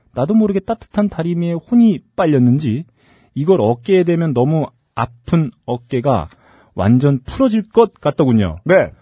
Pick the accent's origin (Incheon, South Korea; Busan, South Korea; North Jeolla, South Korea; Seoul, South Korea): Incheon, South Korea; 인천 제 고향 인천.